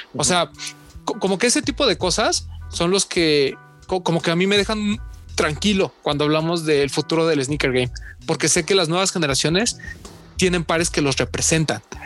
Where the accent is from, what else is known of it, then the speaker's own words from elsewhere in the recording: Mexico; yo soy de México